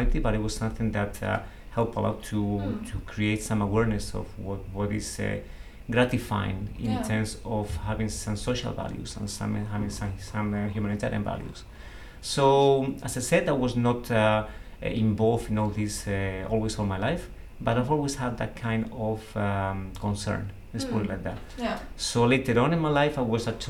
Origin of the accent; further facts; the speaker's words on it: Seville, Andalusia, Spain; I'm from Seville